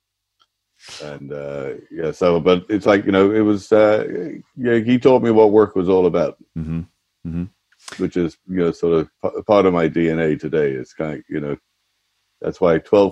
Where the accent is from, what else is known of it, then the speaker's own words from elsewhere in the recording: Dublin, Leinster, Ireland; moved away as an adult; Really enjoyed my youth, really enjoyed growing up in Dublin